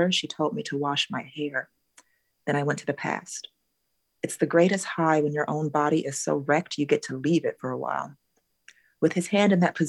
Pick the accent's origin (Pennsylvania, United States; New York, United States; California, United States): California, United States; Southern; my SoCal childhood